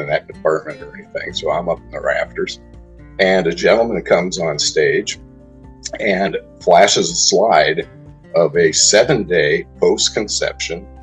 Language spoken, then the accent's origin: English; Newport Beach, California, United States; also born or lived in Arizona; I grew up in Southern California and in Newport Beach, great place to grow up